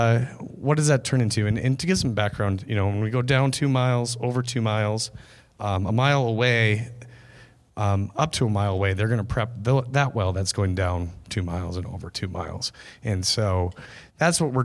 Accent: Jamestown, North Dakota, United States; moved away as an adult; also born or lived in Fargo, North Dakota; now in Bismarck, United States; I grew up in Jamestown

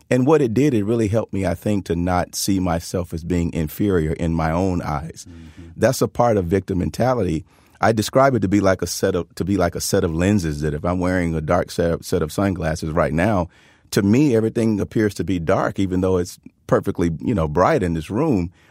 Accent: Tuscaloosa, Alabama, United States; where I where I grew up and where I was born

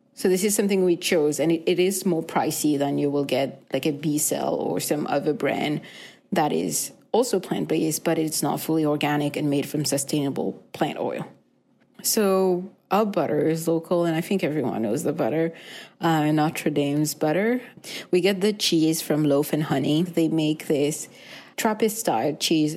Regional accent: Mauritius; now in Winnipeg, Canada; I grew up in Mauritius

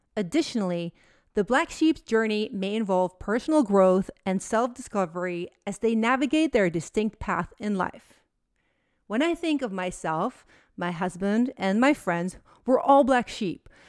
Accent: Netherlands; moved away as an adult; now in United States; Holland, my home country, to visit my family.

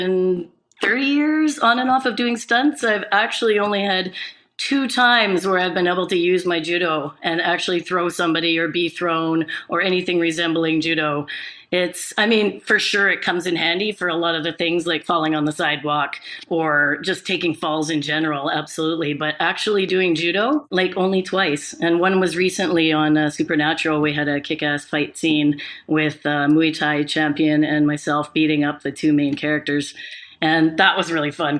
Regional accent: Canada; a Canadian judoka

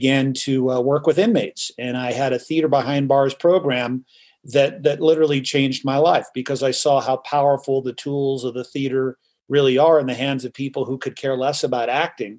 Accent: Los Angeles, California, United States; moved away as an adult; also born or lived in New York City; born and raised in Hollywood, California

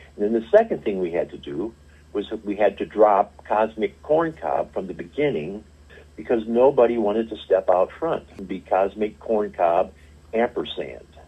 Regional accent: St. Louis, Missouri, United States; also born or lived in Springfield, Missouri; I was the kid who grew up in St. Louis

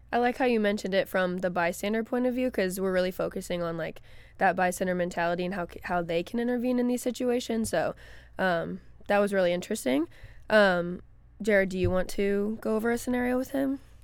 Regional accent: Florissant, Missouri, United States; also born or lived in St. Charles, Missouri; I grew up in Florissant, Missouri, which is a, my neighborhood was predominantly black, and then I moved to Saint Charles, Missouri

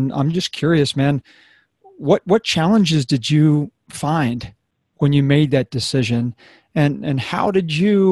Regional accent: United States

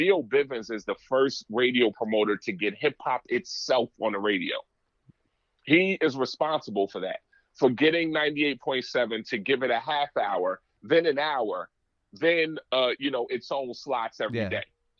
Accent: New York, United States; also born or lived in New Jersey; Growing up in New York, New Jersey, running back and forth all over the place doing shows.

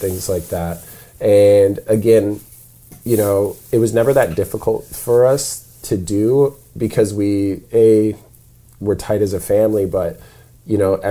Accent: South Dakota, United States; moved away; I grew up in South Dakota

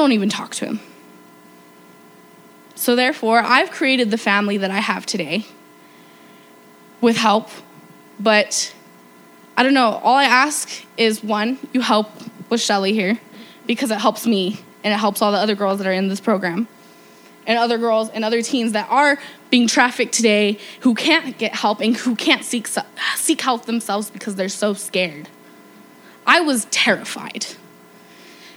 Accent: New Mexico, United States; I was raised here in New Mexico

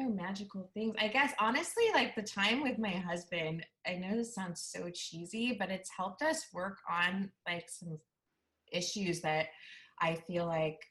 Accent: Bay Area, California, United States; moved away as an adult; now in Portland, United States; I'm in Northeast Portland. I'm 40 and I grew up in the Bay Area and moved to Portland 5 years ago

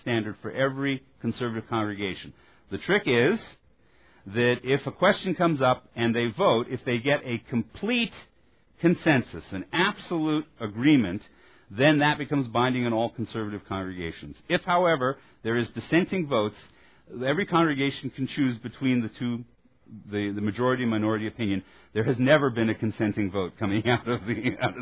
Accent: Texas, United States; As a Texan

